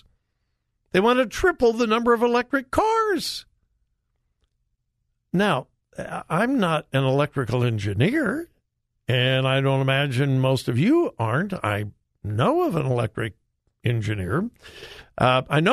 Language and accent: English; California, United States; moved away; This is my home state of California